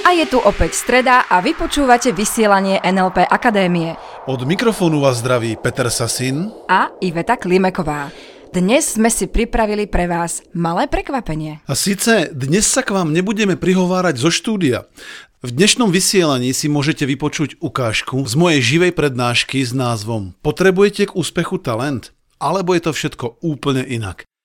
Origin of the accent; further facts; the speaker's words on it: Slovakia; sme tu Slováci sami